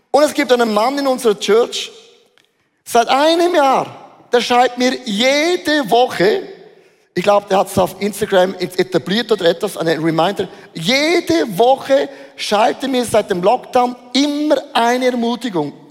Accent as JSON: {"language": "German", "country": "Switzerland", "said": "Also das habe ich noch nie gemacht, das ist unverschämt als Schweizer."}